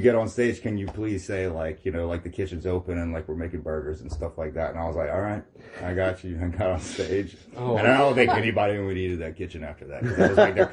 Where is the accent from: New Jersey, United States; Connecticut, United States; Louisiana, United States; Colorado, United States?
Louisiana, United States; Arnaudville; where I grew up on Arnaville, there was a video store